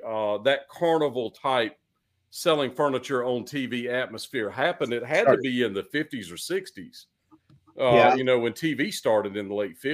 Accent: Eastern North Carolina, United States; moved away; I came from Eastern North Carolina

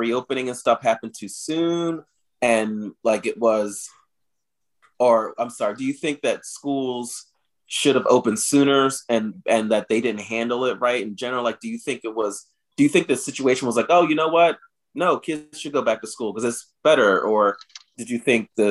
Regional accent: New Jersey, United States; moved away; my home state of New Jersey

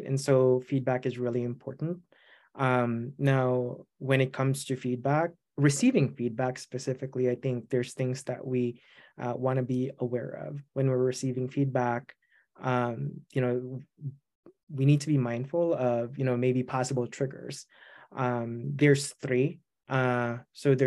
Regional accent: Philippines; English is a second language; now in United States; I'm an immigrant. I grew up in the Philippines.

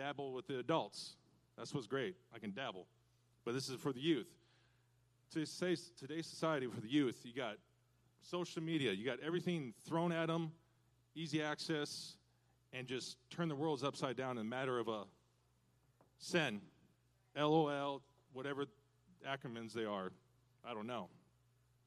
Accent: Washington, United States; moved away as an adult; I'm from Washington State originally

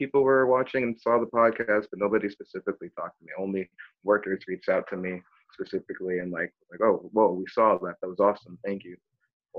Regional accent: Milford, Massachusetts, United States; I grew up in Milford as a teenager

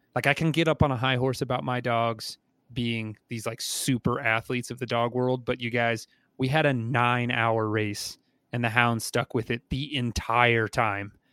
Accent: New Mexico, United States; I'm from New Mexico

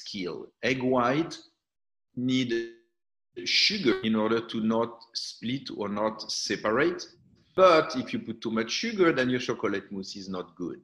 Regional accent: southern France, France; moved away; also born or lived in Algeria / Ibiza; when the war happened, my parents went to the south of France.

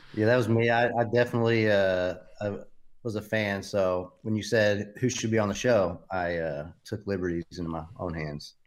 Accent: Knoxville, Tennessee, United States; Everybody's from, originally from Knoxville

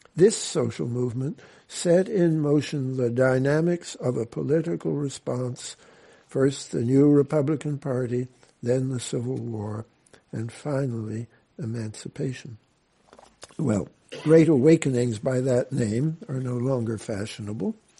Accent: Canada; I am a Canadian

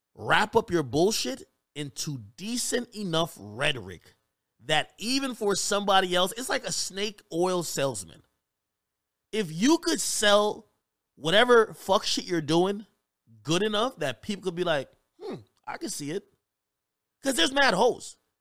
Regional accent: New Jersey, United States; I grew up in Jersey

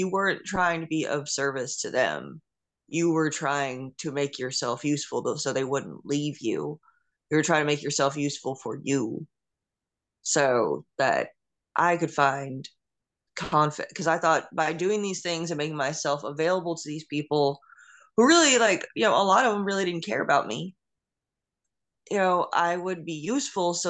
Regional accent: Westbury, New York, United States; also born or lived in Mount Sinai, New York; I was born in Nassau County in Long Island, New York

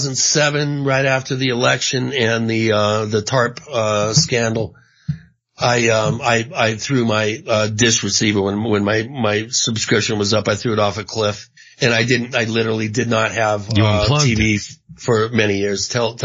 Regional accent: Washington, United States; also born or lived in Indio, California; my parents lived in Palm Springs. I was born actually in Indio. I think the hospital in Indio, but then I grew up in Washington State, you know, after that.

